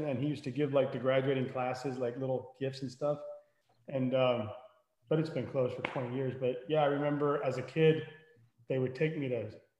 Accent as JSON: {"language": "English", "town": "Miami", "region": "Florida", "country": "United States", "tie": "born or raised there", "moved": "yes", "lives_now": "Pennsylvania, United States", "said": "so I grew up in Miami, right? And then I moved up here in the late 90s"}